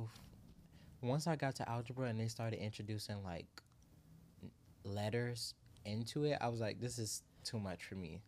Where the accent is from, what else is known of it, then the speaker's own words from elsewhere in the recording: Miami, Florida, United States; I'm from Miami